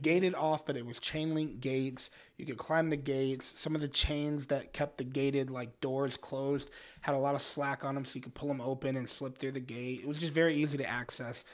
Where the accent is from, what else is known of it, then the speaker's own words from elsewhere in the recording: Orlando, Florida, United States; moved away as an adult; now in Detroit, United States; We grew up in Orlando, went to high school in Orlando